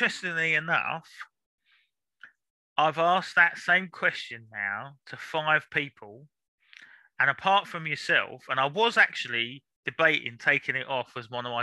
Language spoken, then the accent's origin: English; London, United Kingdom; moved away as an adult; also born or lived in Lambeth, South London; now in Norfolk, United Kingdom; I was born South London as well. I was born in King's College. So that's in, Lambeth, I think it is. But lived in North London until 5-6 years ago